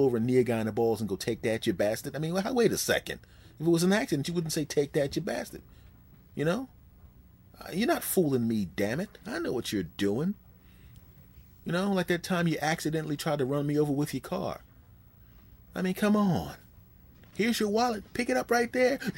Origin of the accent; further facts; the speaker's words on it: Philadelphia, Pennsylvania, United States; moved away; my hometown team back in Philadelphia